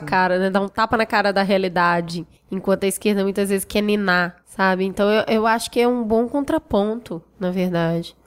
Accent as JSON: {"language": "Portuguese", "town": "Belo Horizonte", "region": "Minas Gerais", "country": "Brazil", "tie": "born or raised there", "moved": "as an adult", "lives_now": "São Paulo, Brazil", "said": "Eu nasci em Belo Horizonte e vivi em Belo Horizonte até meus 20, quase 30 anos"}